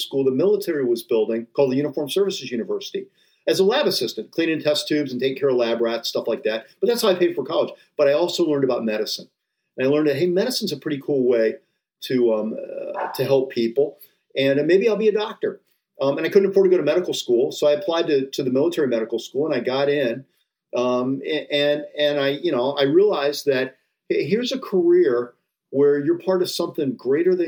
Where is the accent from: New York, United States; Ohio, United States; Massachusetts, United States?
Ohio, United States; Rocky River; I grew up in Rocky River outside Cleveland